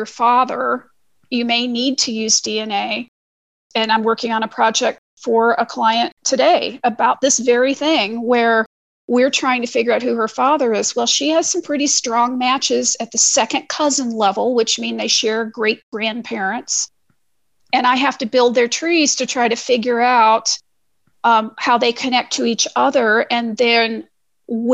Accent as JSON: {"language": "English", "region": "Missouri", "country": "United States", "moved": "yes", "lives_now": "Ohio, United States", "said": "And I'm from Missouri and I live in Ohio"}